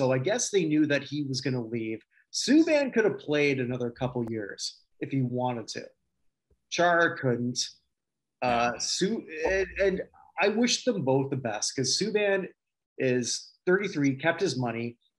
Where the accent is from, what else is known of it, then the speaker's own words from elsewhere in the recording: Canada; as a Canadian, can I step in here? Not a Montreal Canadian, but a Canadian.